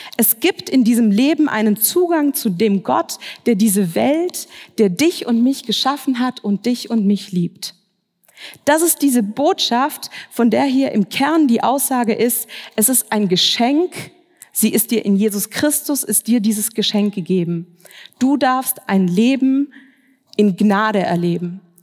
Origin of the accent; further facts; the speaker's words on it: Swabia, Baden-Württemberg, Germany; moved away as an adult; now in Frankfurt, Germany; Ich bin aber eigentlich im Schwabenland aufgewachsen, in einer schwäbischen Kleinstadt